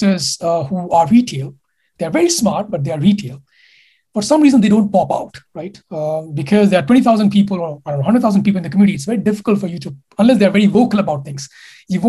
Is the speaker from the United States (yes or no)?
no; India; moved away as an adult; I come from India. I've been there for 20 years of my life